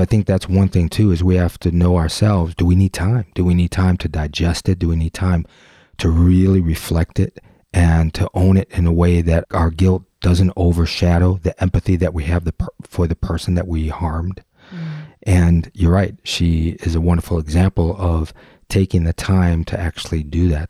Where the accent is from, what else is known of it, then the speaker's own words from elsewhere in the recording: Detroit, Michigan, United States; Gyro Creative, out of Detroit, Michigan, my hometown